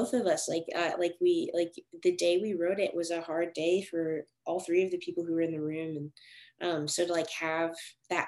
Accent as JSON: {"language": "English", "region": "Arizona", "country": "United States", "tie": "born or raised there", "also_born_or_lived": "Delaware / Nashville, Tennessee / Nigeria (ancestry)", "moved": "yes", "said": "I was born in Delaware. And then when I was about 4, moved to Arizona, like a middle of nowhere"}